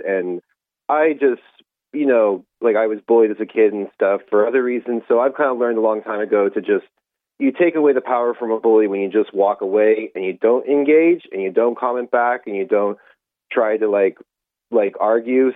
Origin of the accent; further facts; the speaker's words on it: United States; now in Ireland; you probably can hear my accent. I'm uh, Irish American, been living in Ireland a very long time